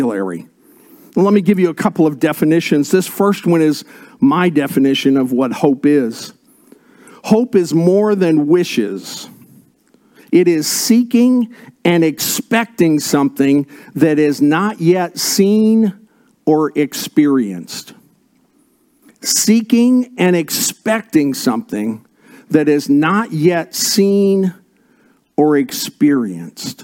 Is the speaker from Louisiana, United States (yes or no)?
no; Indiana, United States; I was born and raised in Indiana